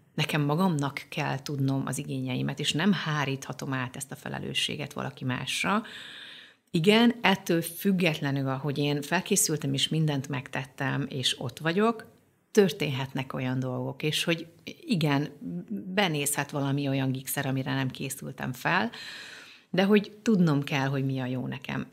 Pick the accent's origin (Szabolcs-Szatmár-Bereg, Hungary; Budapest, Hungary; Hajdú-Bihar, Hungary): Hajdú-Bihar, Hungary; Debrecen; az anyukám Debrecenben, az akkori Bartók kórházban világra hozott